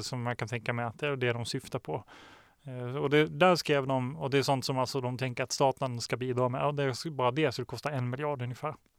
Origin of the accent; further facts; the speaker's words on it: Småland, Sweden; moved away; also born or lived in Norrland; jag är från Småland